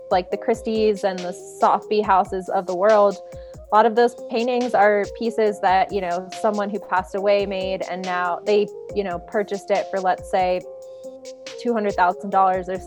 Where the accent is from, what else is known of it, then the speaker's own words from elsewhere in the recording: East Coast, United States; And I'm from the East Coast, so I'm very blunt and like to the point.